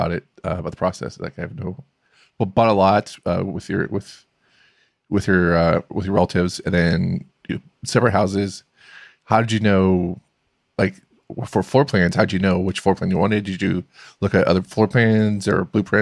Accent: Florida, United States; I'm from Florida

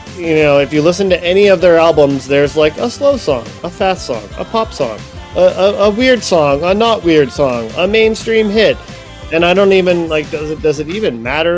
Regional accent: Ohio, United States; moved away; I'm from Ohio, so we kind of have a Midwestern thing going on

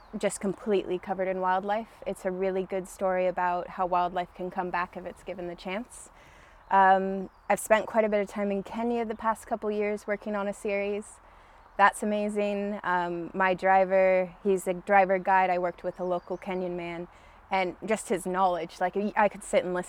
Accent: Shelton, Washington, United States; also born or lived in Alaska; I grew up in Shelton. Uh-huh. We moved down from Alaska when I was in elementary school.

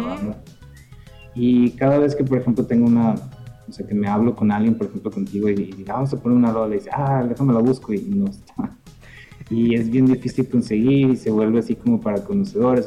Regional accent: northern Mexico, Mexico; de acá del norte éramos

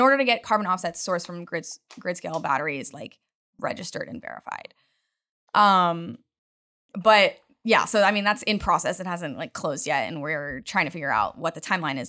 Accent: Utah, United States; now in Houston, United States; I'm from the mountains. I grew up in Utah

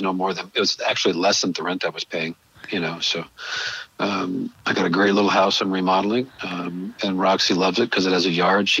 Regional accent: Montana, United States; moved away as an adult; also born or lived in California; Born and raised in Montana. Yeah, born and raised here. And then the military took me away. And then I spent, I guess, a total of 28 years in California.

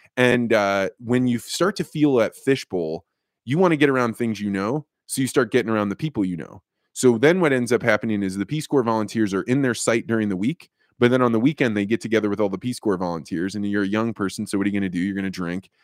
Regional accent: Eureka, Illinois, United States; moved away; Eureka, Illinois prepared me to be a, you know, somebody that wa-, went out into the world

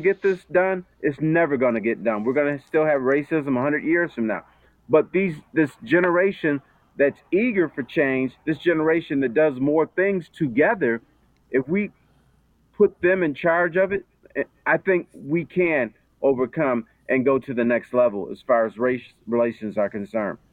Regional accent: Detroit, Michigan, United States; I grew up in Detroit

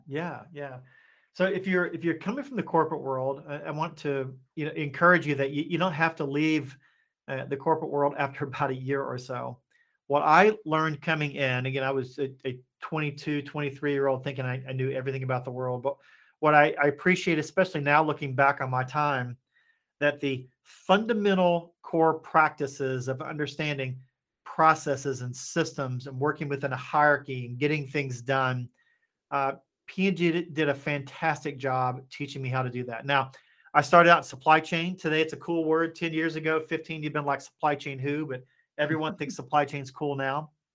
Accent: Appalachia, United States; moved away as an adult; also born or lived in Asia / Hong Kong; I grew up in Appalachia

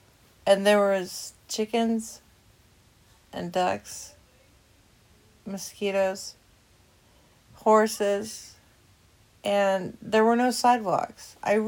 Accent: Long Beach, California, United States; moved away; also born or lived in Cataldo, Idaho; I grew up in Long Beach, California, but then my parents, they wanted to move to Cataldo, Idaho.

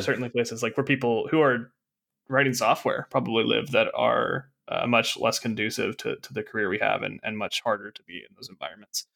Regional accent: Arkansas, United States; I'm from Arkansas. I'm a college dropout

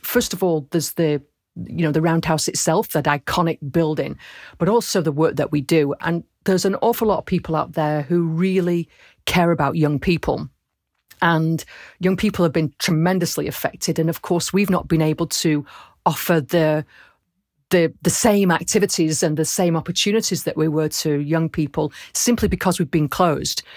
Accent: Rochdale, North West England, United Kingdom; moved away; also born or lived in Camden, London; I was born in Rochdale

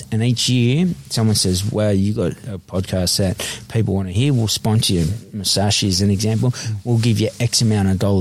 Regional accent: Sydney, New South Wales, Australia; I grew up in Eveleigh Street, Redfern, the most notorious street on Australia's history as such.

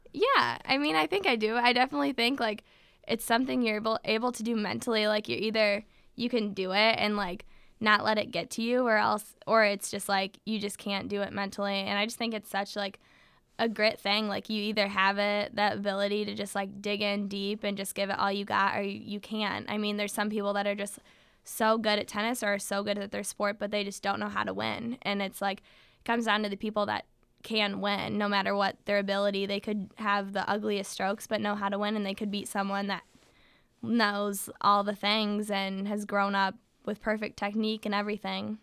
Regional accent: Michigan, United States; we're from Michigan

